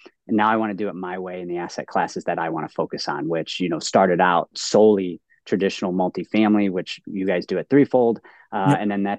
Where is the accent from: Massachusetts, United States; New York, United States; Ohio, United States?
Ohio, United States; Cleveland; moved away as an adult; also born or lived in Ann Arbor, Michigan; I'm from Ohio.